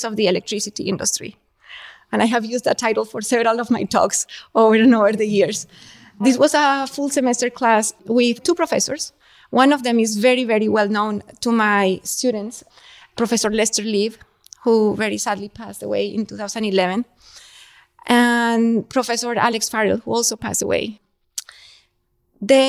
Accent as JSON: {"language": "English", "country": "Colombia", "tie": "born or raised there", "moved": "yes", "said": "I grew up in Colombia"}